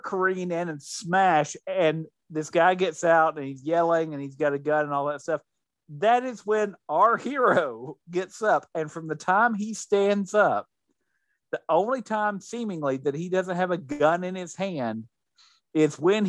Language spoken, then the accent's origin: English; Netherlands; I'm from Holland.